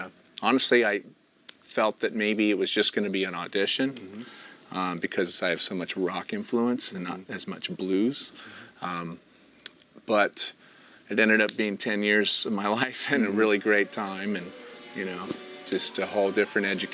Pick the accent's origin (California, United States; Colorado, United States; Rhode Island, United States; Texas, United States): California, United States; Alameda; I'm from Alameda originally